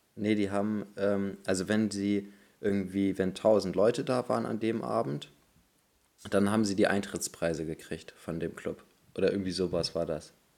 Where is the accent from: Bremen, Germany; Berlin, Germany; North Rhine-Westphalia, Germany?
Bremen, Germany; bei uns in Bremen